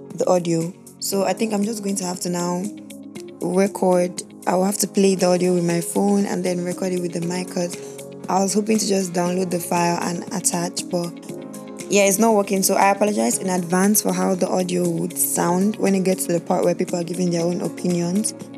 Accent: Nigeria; I'm a Nigerian, born and bred in Nigeria

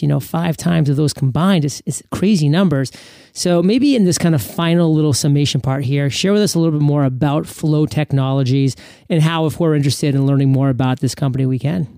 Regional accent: New England, United States; moved away as an adult; now in Puerto Rico; growing up in New England

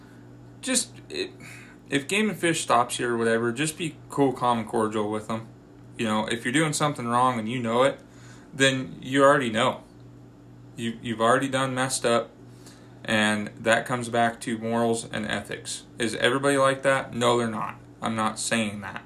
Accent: Washington, United States; now in Kingman, United States; growing up in Washington

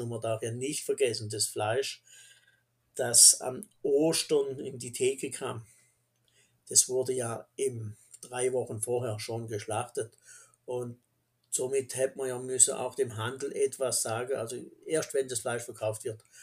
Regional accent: Black Forest, Baden-Württemberg, Germany; Wir im Schwarzwald

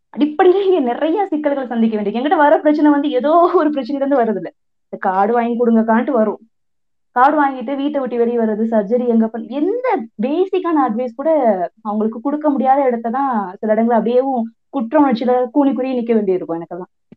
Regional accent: Madurai, Theni, Ramanathapuram, Tamil Nadu, India; மதுரை தேனி ராமநாதபுரம் இது எனக்கு என்னோட சொந்த ஊரு நான் வா வாழ்ந்து வளர்ற ஊரு

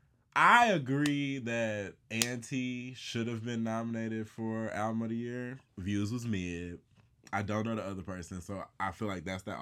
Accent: Chicago, Illinois, United States; I'm from Chicago.

